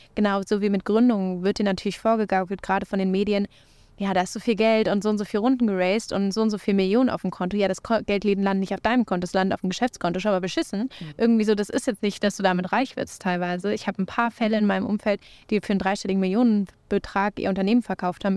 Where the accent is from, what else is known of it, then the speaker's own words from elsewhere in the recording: Berlin, Germany; Ich komme natürlich aus Berlin